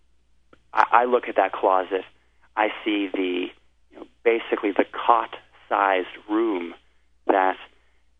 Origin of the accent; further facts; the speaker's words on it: United States; as an American